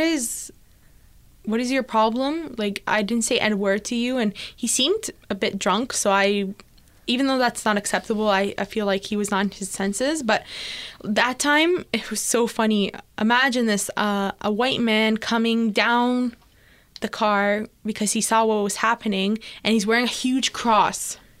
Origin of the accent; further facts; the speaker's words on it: Toronto, Ontario, Canada; I'm from Etobicoke